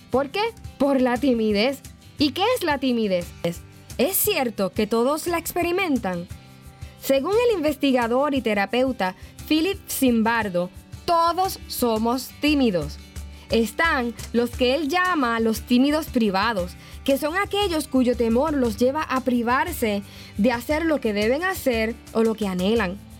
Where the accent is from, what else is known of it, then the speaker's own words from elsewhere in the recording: Yauco, Puerto Rico; mi pueblito Yauco, Puerto Rico